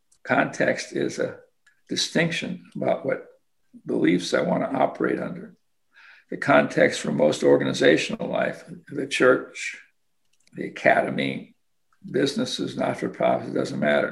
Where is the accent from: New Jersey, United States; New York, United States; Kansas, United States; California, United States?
Kansas, United States; I'm a kid from Kansas